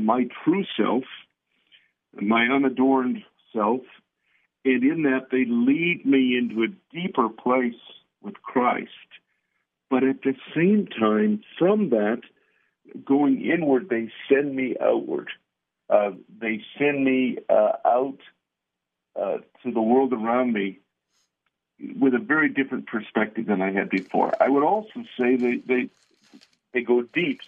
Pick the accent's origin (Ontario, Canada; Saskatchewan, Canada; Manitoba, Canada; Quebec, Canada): Ontario, Canada; now in Albuquerque, United States; I was born and raised in Ontario, Canada